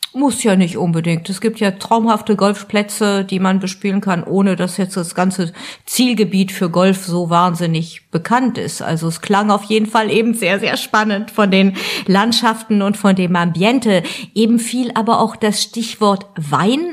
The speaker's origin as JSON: {"language": "German", "area": "Alsace", "region": "Grand Est", "country": "France", "said": "als Elsässerin"}